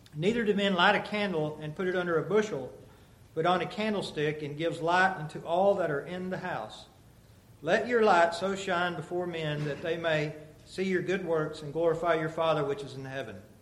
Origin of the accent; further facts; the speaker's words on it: United States; moved away; we'd fly into Dallas and drive to Amarillo up to my hometown, and it's just flat.